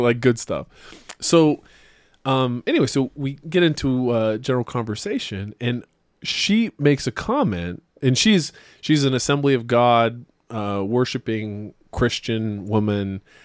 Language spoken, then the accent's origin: English; Utah, United States; I was from Utah